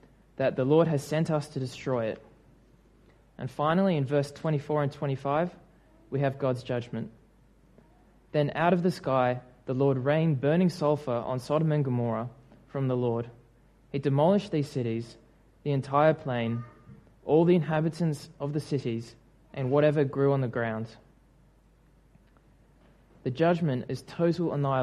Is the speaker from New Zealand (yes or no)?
yes; New Zealand; moved away; my home country